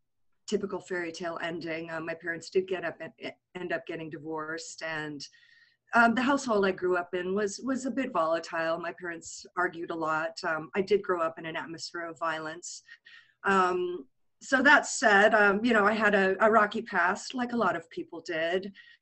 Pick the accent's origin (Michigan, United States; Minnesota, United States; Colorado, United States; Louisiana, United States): Colorado, United States; also born or lived in California; I was born in California, but we left after the earthquake in 71. So I was raised in a small suburb in Colorado.